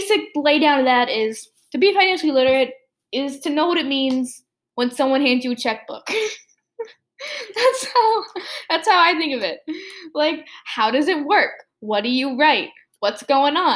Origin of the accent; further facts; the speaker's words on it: United States; I'm American